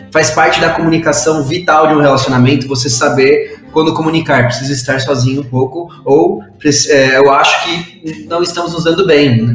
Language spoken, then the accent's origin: Portuguese; Mexico; Portuguese is a second language; now in São Paulo, Brazil; eu sou mexicano, moro em São Paulo